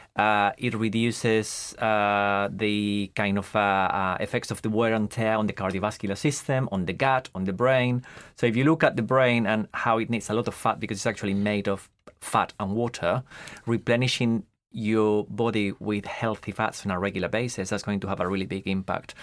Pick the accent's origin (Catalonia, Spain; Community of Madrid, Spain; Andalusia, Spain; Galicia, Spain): Community of Madrid, Spain; Madrid; moved away as an adult; also born or lived in France; now in United Kingdom; I grew up in Madrid. So, I was born in Madrid, right in the middle of Madrid as well.